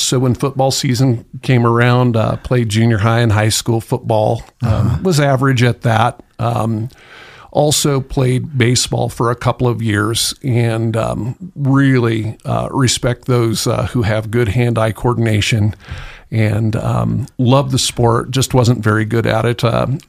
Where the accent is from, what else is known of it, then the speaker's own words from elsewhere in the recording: Tillamook, Oregon, United States; Oh, I loved the coast. Loved to fish. Learned to appreciate hunting in the rain.